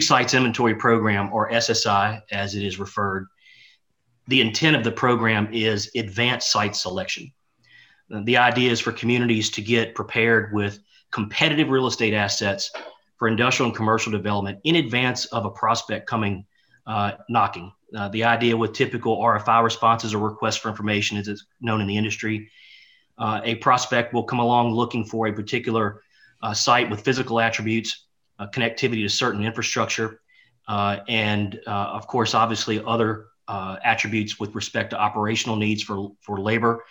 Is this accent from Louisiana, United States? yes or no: yes; Louisiana, United States; here in my home state of Louisiana